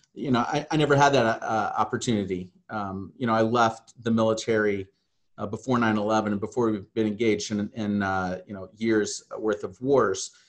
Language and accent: English; Southern Illinois, United States; moved away as an adult; also born or lived in Hawaii; I came from the Midwest, uh, Southern Illinois